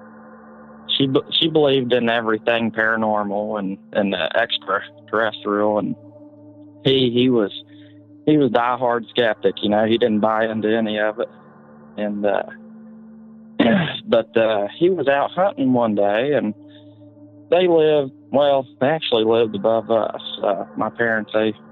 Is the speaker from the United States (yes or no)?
yes; West Virginia, United States; I'm calling from West Virginia